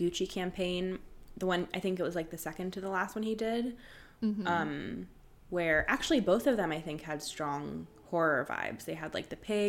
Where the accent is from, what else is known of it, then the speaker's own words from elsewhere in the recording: San Francisco, California, United States; I grew up in San Francisco and I used to swim there all the time.